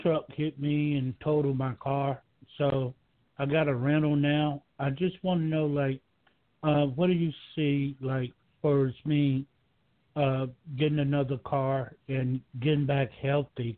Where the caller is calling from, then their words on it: Georgia, United States; I'm calling from Georgia